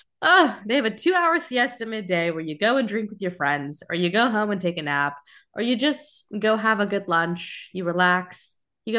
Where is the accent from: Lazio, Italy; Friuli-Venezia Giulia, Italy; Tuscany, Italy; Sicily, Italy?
Tuscany, Italy; Florence; nicer than my apartment, and I have lived in Florence for, I'm from Florence.